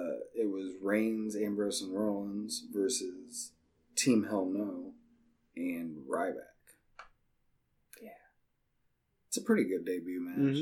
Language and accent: English; Ohio, United States; I'm from Ohio and it's Dalton.